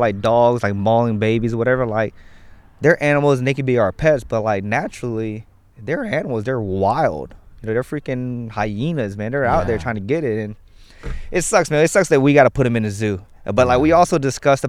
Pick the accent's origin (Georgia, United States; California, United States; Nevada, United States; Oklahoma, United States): Georgia, United States; Atlanta; I'm from Atlanta. We have the biggest aquarium in the world